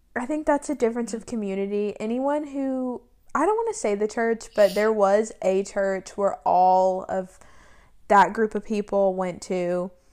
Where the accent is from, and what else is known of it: Tennessee, United States; born or raised there; moved away